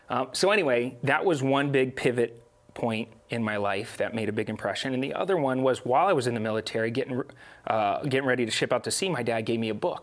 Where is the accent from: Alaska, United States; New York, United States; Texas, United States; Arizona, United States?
Arizona, United States; I'm from Arizona